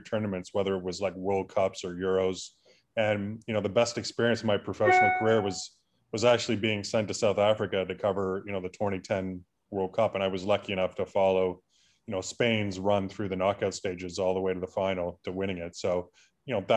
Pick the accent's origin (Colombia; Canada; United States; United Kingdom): Canada; Burlington, Ontario; I grew up in Burlington, which is, you know, quite different from York in Northern Toronto